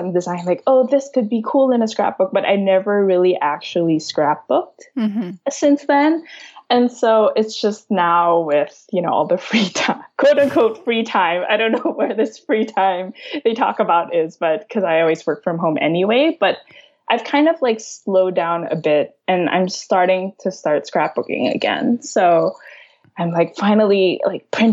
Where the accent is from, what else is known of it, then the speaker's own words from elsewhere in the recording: Manila, Metro Manila, Philippines; moved away as an adult; also born or lived in San Francisco; now in San Francisco Bay Area, United States; I grew up in Manila. I moved to San Francisco for grad school.